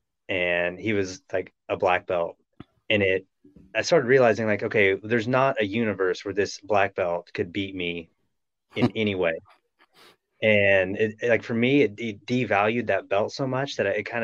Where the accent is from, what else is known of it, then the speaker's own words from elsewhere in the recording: Little Rock, Arkansas, United States; moved away; I moved to Little Rock, which is my hometown